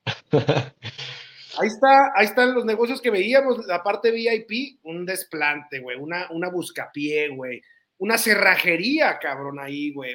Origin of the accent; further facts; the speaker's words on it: northern Mexico, Mexico; Uno es un norteño